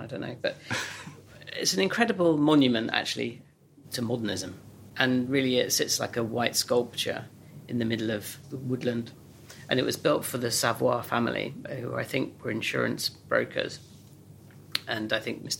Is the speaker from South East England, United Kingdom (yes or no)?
yes; Oxfordshire, South East England, United Kingdom; growing up in Oxfordshire